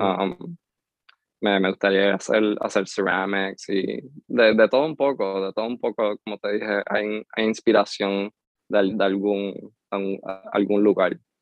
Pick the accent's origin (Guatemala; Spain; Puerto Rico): Puerto Rico; Lares; first language English; Spanish is a second language; also born or lived in Lawrence, Massachusetts; me, me crié en, en Lare y Lare eh, no hay mucho que hacer